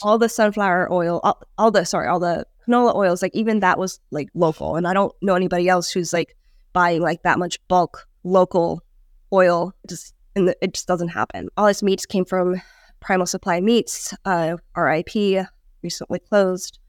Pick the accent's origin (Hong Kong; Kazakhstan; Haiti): Hong Kong; moved away; I grew up in Hong Kong